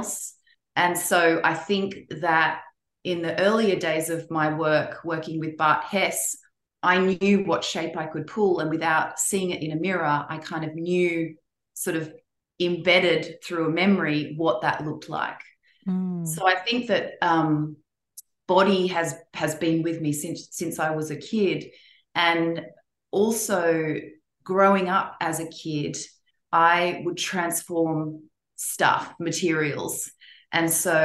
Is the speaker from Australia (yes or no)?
yes; Melbourne, Victoria, Australia; born or raised there; moved away as an adult; also born or lived in London / Eindhoven; now in Los Angeles, United States